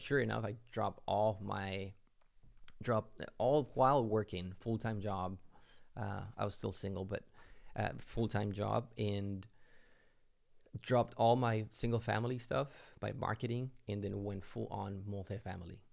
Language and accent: English; Mexico; moved away as an adult; now in United States; I'm originally from Mexico, came into the U S